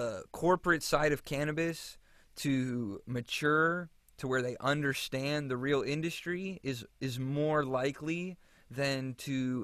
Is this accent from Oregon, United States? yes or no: no; Florida, United States; moved away as an adult; now in California, United States; my home state, Florida